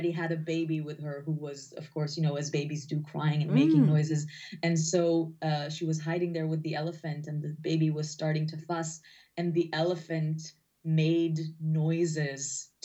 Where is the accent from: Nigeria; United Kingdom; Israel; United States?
Israel; I grew up in Israel